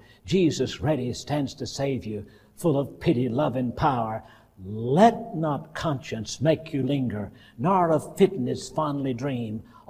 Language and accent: English; the South, United States; I grew up in the South where some people believe, we believe in the power in the blood and they believe in power in the tub.